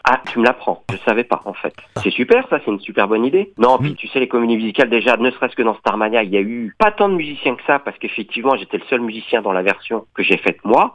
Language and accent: French; Nantes, Pays de la Loire, France; je suis nantais d'origine